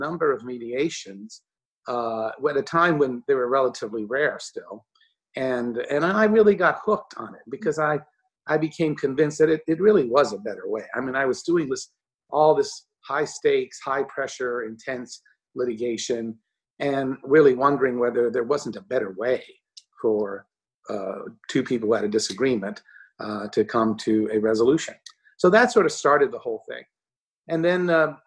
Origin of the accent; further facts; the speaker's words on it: Texas, United States; moved away as an adult; also born or lived in Chicago; now in New York, United States; I grew up in Texas